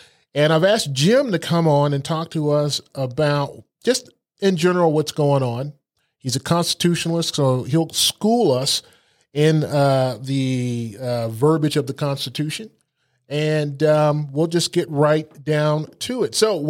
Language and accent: English; Germany; I spent a lot of time in Germany. I grew up in Germany. My dad was in the service over there